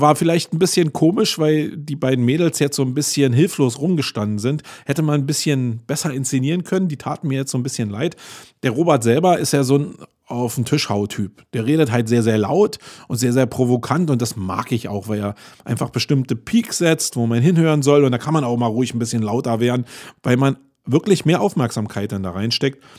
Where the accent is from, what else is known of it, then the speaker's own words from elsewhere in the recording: Berlin, Germany; für einen Berliner